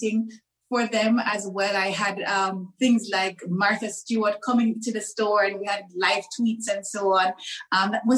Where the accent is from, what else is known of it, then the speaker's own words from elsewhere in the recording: Jamaica; moved away as an adult; also born or lived in Turks and Caicos / Dubai, United Arab Emirates; I was born, bred, and fed in Jamaica. So I'm a Caribbean girl through and through.